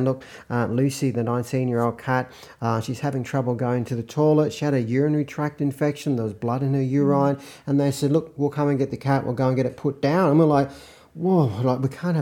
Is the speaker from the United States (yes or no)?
no; Australia; we're Australian